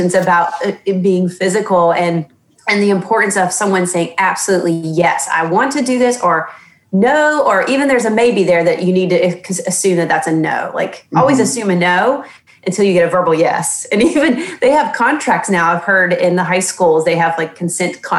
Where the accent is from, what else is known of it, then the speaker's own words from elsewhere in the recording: the South, United States; I was born and raised in the South, and we all know the culture of a Southern woman.